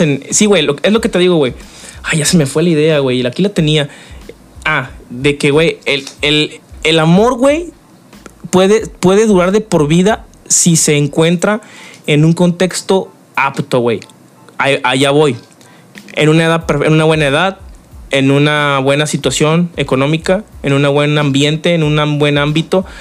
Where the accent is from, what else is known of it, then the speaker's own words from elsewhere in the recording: Mexico; como mexicanos